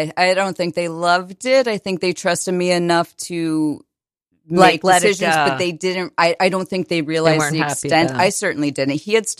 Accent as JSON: {"language": "English", "region": "Connecticut", "country": "United States", "tie": "born or raised there", "also_born_or_lived": "New Jersey / Maryland / Virginia", "said": "I moved around a lot. I was born in New Jersey, moved to Maryland, then Virginia, then a number of towns in Connecticut."}